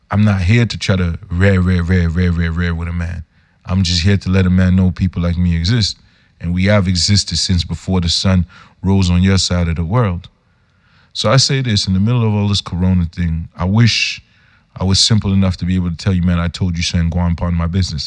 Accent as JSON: {"language": "English", "town": "Yaoundé", "region": "Centre", "country": "Cameroon", "said": "I'm a youth from Yaoundé, Cameroon"}